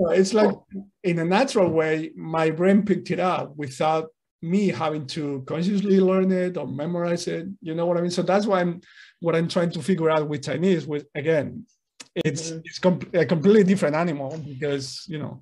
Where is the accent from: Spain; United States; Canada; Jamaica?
Spain; first language Spanish; English is a second language; I grew up in Spain, so I was exposed to Spanish